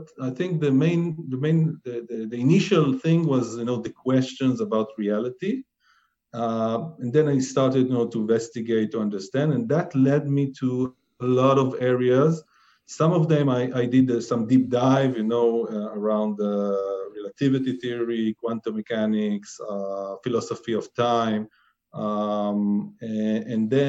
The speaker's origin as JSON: {"language": "English", "country": "Israel", "said": "I'm from Israel"}